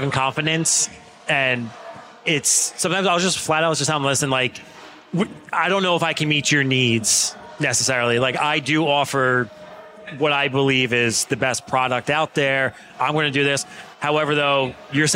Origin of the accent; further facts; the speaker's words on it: Lacey, New Jersey, United States; my hometown Lacey